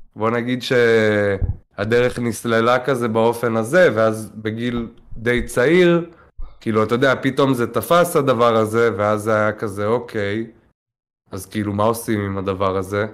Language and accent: Hebrew; Tel Aviv, Tel Aviv District, Israel; נולדתי, גדלתי בתל אביב.